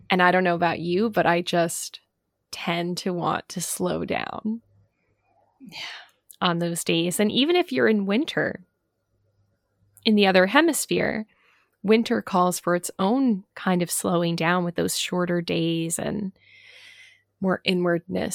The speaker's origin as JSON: {"language": "English", "region": "New Jersey", "country": "United States", "tie": "born or raised there", "said": "I grew up in New Jersey."}